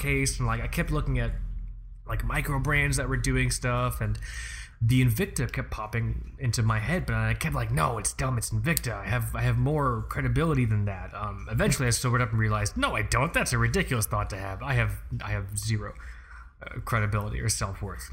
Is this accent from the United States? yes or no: yes; Florida, United States; I'm from Florida